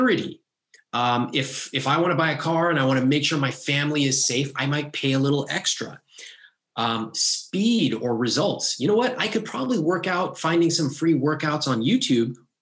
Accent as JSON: {"language": "English", "country": "United States", "tie": "born or raised there", "said": "Growing up in America"}